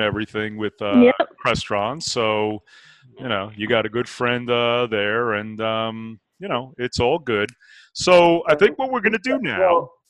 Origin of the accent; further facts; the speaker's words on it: New Jersey, United States; moved away; I'm from New Jersey, I can deal with 1 to 2 inches of snow